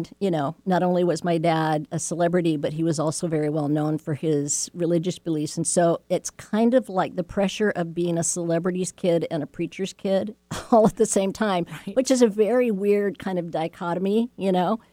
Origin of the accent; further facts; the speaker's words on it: Beverly Hills, California, United States; growing up in Beverly Hills